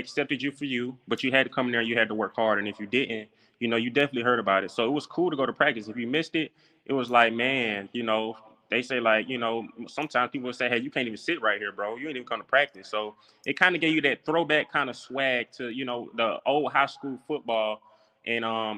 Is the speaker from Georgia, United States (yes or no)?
yes; Atlanta, Georgia, United States; I played high school ball in Atlanta, Georgia. I'm from Atlanta, Georgia, at Westlake High School.